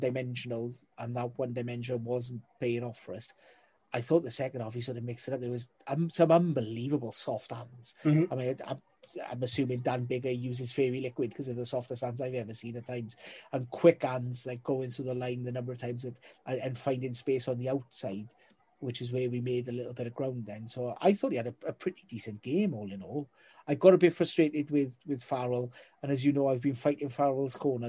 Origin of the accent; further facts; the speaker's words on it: Wales, United Kingdom; as a Welshman